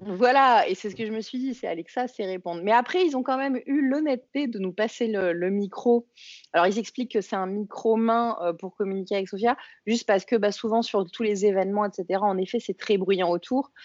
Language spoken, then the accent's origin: French; France; accent: French; ça doit être mon accent français